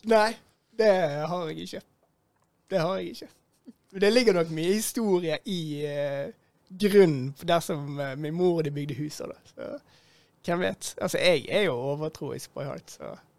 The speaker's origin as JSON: {"language": "Norwegian", "town": "Bergen", "region": "Vestland", "country": "Norway", "said": "jeg kommer fra Beistheim"}